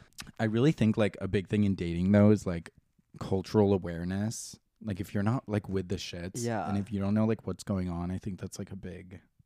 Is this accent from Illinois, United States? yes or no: yes; Chicago, Illinois, United States; So I'm from Chicago, not a boy city, and I'm from a neighborhood called Ukrainian Village.